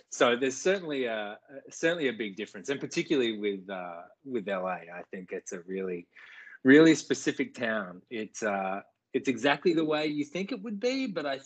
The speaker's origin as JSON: {"language": "English", "country": "Australia", "lives_now": "United States", "said": "actually just home in Australia for a couple of mont"}